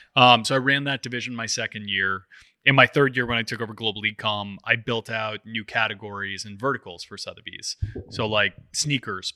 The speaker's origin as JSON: {"language": "English", "town": "New York City", "region": "New York", "country": "United States", "tie": "born or raised there", "said": "I grew up in New York City"}